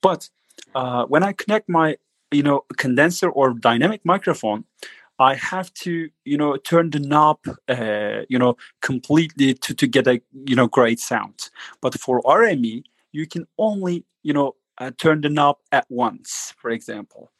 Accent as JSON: {"language": "English", "country": "Turkey", "said": "I'm just uh, coming from Turkey"}